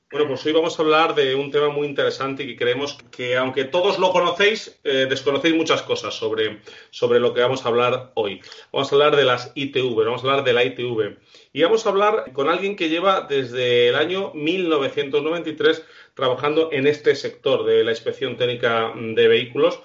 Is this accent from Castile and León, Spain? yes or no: yes; Castile and León, Spain; now in Madrid, Spain; somos de pueblo, eh, a veces me ha coincidido en mi pueblo, que es Castilla-León, y yo vivo en Madrid